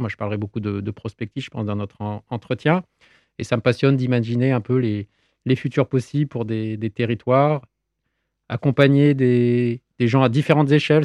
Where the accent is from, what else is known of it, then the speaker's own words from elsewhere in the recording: Nîmes, Occitania, France; Chez nous, à Nîmes